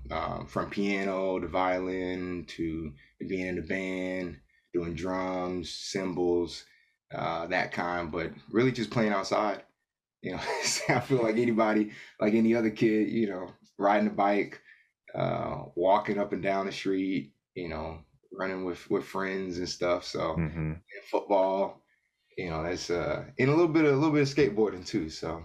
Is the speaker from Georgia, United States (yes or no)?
yes; Atlanta, Georgia, United States; Yeah, born and raised.